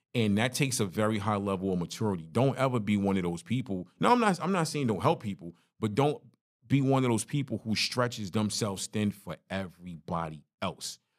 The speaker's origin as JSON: {"language": "English", "town": "New York City", "region": "New York", "country": "United States", "tie": "born or raised there", "moved": "yes", "said": "My story growing up in Brooklyn, growing up in a one bedroom apartment. Crown Heights is rough."}